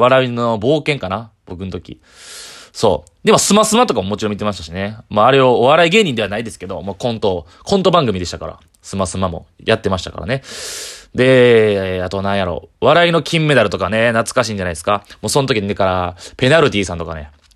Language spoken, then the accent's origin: Japanese; Kyoto, Japan; 関西の、まあ、僕京都なんですけど、えー、関西の普通の一般の家庭というか